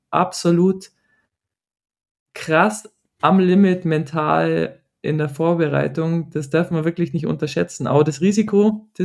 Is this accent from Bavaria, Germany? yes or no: yes; Bavaria, Germany; Aufgewachsen im Allgäu und noch immer fest dort verwurzelt, ist mir der Kreis meiner Familie heilig.